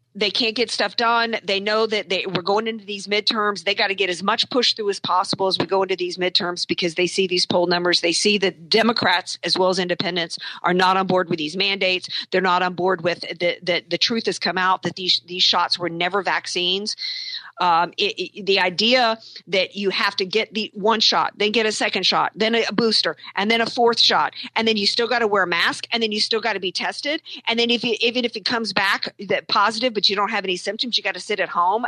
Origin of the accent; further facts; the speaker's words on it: New Orleans, Louisiana, United States; I'm from New Orleans